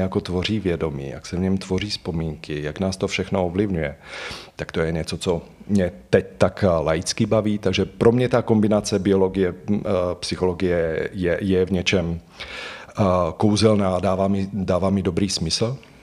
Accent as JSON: {"language": "Czech", "country": "Slovakia", "moved": "as an adult", "lives_now": "Prague, Czechia", "said": "Já vlastně pocházím ze Slovenska, tu, tu vysokou školu jsem vystudoval na Slovensku a pak jsem se přestěhoval do Prahy"}